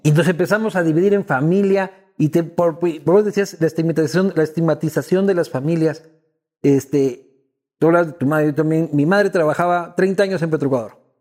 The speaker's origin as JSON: {"language": "Spanish", "country": "Ecuador", "said": "como ecuatoriano"}